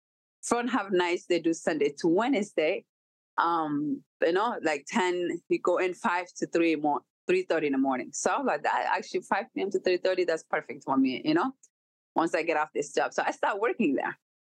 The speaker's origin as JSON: {"language": "English", "region": "Minnesota", "country": "United States", "tie": "born or raised there", "moved": "yes", "said": "So it was a challenge in growing up in Minnesota as a teenager. I ended up moving away because I couldn't deal with it."}